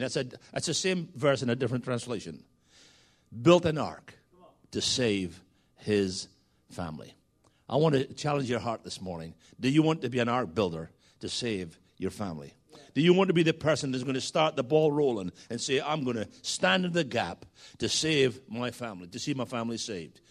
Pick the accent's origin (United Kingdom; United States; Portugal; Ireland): United Kingdom; Scotland; moved away; Yes, I'm Scottish. And we often used to say back in Scotland